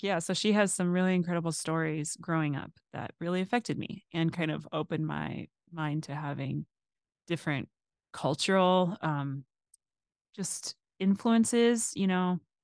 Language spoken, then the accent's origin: English; Phoenix, Arizona, United States; moved away; also born or lived in Washington, District of Columbia, United States; living in Arizona growing up